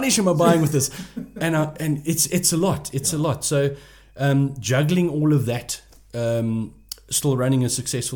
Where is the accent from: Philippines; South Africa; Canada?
South Africa; Port Elizabeth, Eastern Cape; I'm from Port Elizabeth, and I'm proud to be from Port Elizabeth